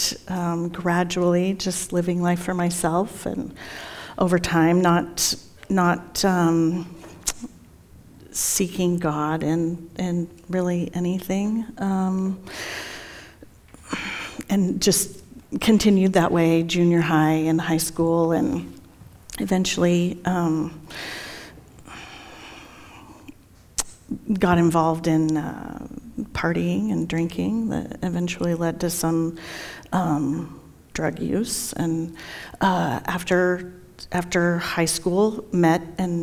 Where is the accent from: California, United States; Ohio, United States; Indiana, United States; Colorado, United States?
Colorado, United States; Fort Collins; I was born here in Fort Collins, raised in Fort Collins